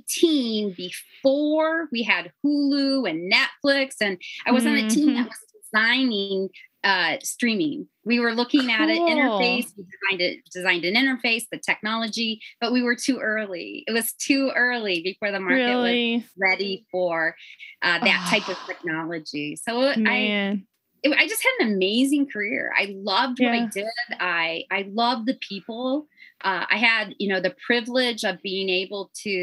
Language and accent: English; Northwest Indiana, United States; accent: Chicago; moved away as an adult; also born or lived in Southern California; now in Arkansas, United States; I actually grew up in Northwest Indiana. So my life was very influenced by Chicago.